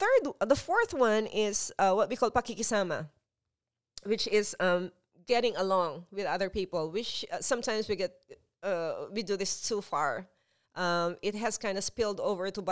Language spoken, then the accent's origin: English; Philippines; that's how we were raised in the Philippines